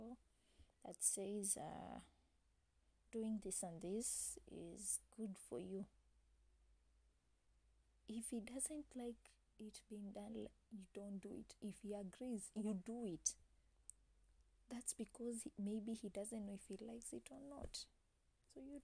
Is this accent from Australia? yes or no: no; Kenya; I'm an African, I'm a Kenyan, raised Christian